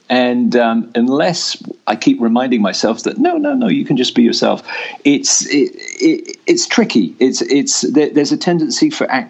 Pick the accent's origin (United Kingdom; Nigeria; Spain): United Kingdom; England; growing up in England in the sixties and seventies, there were no drama programs in school.